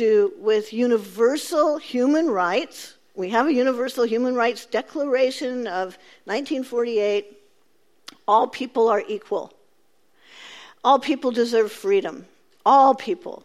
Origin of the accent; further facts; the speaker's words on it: Central Valley, California, United States; I grew up in California. I grew up in the Central Valley